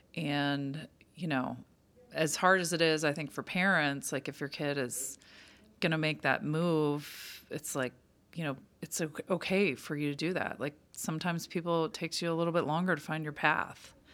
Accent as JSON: {"language": "English", "town": "Pittsburgh", "region": "Pennsylvania", "country": "United States", "tie": "born or raised there", "moved": "yes", "said": "an old friend I grew up with in Pittsburgh"}